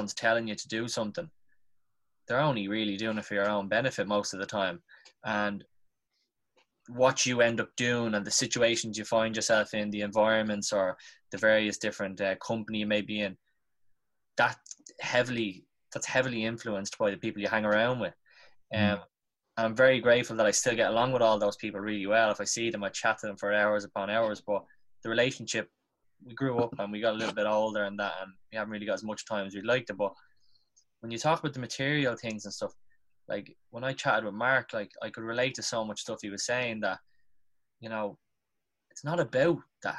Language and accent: English; Dublin, Leinster, Ireland; I'm from South Dublin, like Crumlin and Drimna